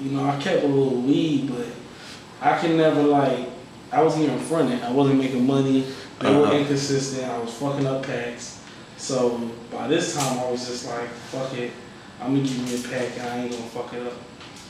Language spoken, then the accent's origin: English; Mount Vernon, New York, United States; born there; I was born in New York, you know what I'm saying? So I got a hustling background.